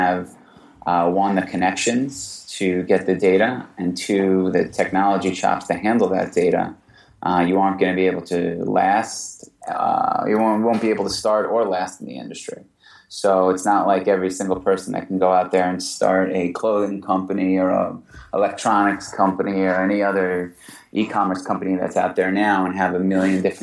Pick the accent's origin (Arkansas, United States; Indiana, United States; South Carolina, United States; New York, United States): New York, United States; also born or lived in New Orleans, Louisiana; I grew up in New York. I went to school in the South in New Orleans. Came back to New York to work.